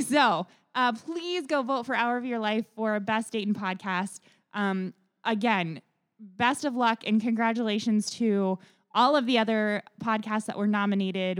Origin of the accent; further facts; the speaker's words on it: Dayton, Ohio, United States; I grew up here, my family, I'm fourth generation Daytonian